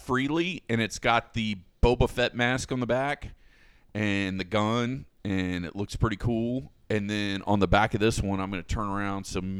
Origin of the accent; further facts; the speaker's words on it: Florida, United States; Especially because we're from Florida.